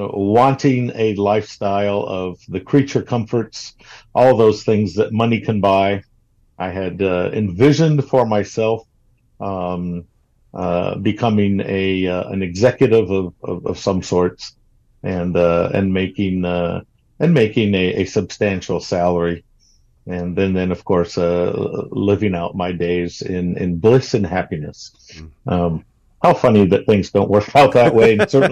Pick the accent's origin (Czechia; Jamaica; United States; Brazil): Brazil; And growing up in Brazil, I had the opportunity then to be a multicultural or a bicultural person in terms of two internalized cultures, American and Brazilian, from the get-go.